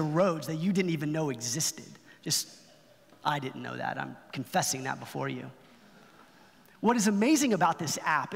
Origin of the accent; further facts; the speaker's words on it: Dallas-Fort Worth area, Texas, United States; I'm from the Dallas-Fort Worth area. I feel like I know the town pretty well